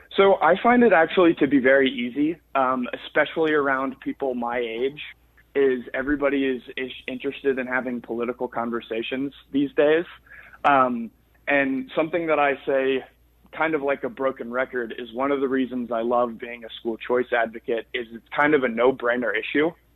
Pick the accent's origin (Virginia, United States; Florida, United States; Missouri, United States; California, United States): Florida, United States; I grew up in Florida